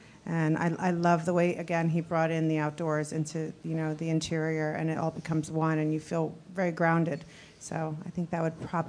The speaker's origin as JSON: {"language": "English", "region": "New York", "country": "United States", "tie": "born or raised there", "said": "I grew up in New York and in the art world with the Schnabels. And, you know, my mother was an artist, a painter, a sculptor."}